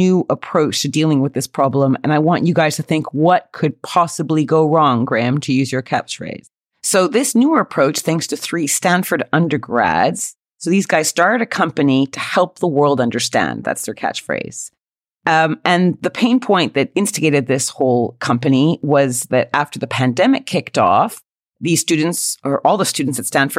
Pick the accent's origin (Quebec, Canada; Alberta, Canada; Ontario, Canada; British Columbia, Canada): Quebec, Canada; born or raised there; accent: Canadian; moved away as an adult; now in United Kingdom